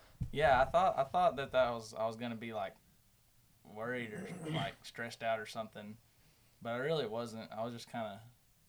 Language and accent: English; Prosper, Texas, United States; I'm from Prosper.